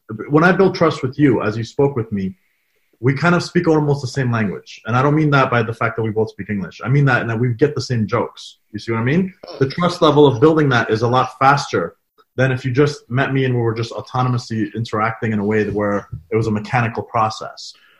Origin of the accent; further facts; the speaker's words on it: Afghanistan; couldn't tell I'm Afghan if you didn't see me on video. If it was just a straight phone call, you'd assume I'm a Canadian by the way I speak, my mannerisms, my tone, my inflection.